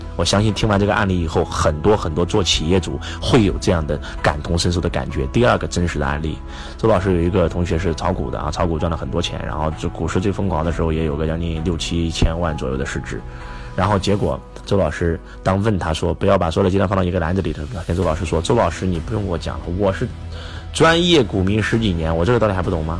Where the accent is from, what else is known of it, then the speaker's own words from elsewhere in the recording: China; 我们中国人真的过得很，很累，很辛苦。因为我们中国人没有理财观念，我觉得我们中国的理财观念应该落后西方，应该是三十年左右